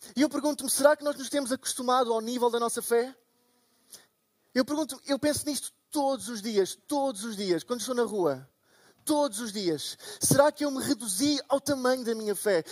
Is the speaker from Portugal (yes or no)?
yes; Portugal; Portugal, eu sou de Portugal